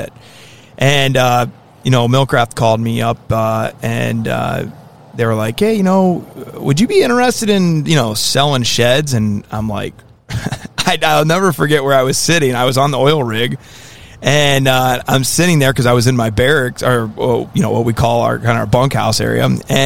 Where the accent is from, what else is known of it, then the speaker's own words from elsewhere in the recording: Holmes County, Ohio, United States; moved away as an adult; now in northern Michigan, United States; I am originally from Holmes County, Ohio